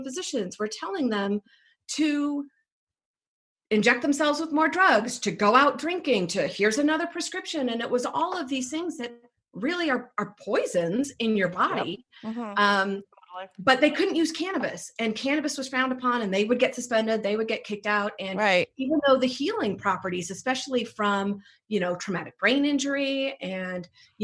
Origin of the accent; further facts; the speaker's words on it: Arizona, United States; now in Colorado, United States; I grew up in Arizona, came from, you know, conservative family